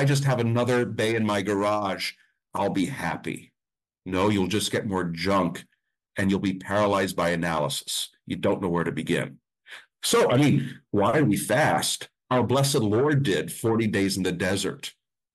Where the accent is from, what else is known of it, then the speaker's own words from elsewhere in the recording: Mount Carmel, Pennsylvania, United States; I grew up with pierogies. I'm from Mount Carmel. We grew up with pierogies.